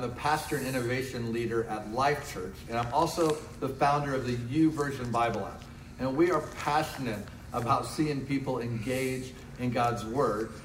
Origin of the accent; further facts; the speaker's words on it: Decatur, Illinois, United States; now in Oklahoma City, United States; my hometown of Decatur, Illinois